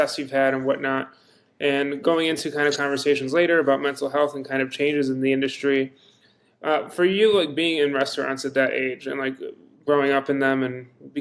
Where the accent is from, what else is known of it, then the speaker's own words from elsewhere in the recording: East Coast, United States; I'm from the East Coast